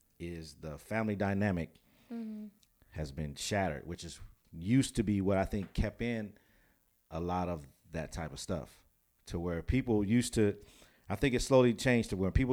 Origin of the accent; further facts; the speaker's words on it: Pasadena, California, United States; we always point to where I grew up in Pasadena.